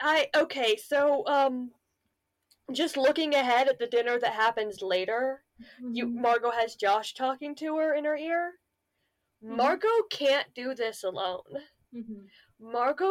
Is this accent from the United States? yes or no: yes; United States; I'm Zuni. I'm Native American Zuni.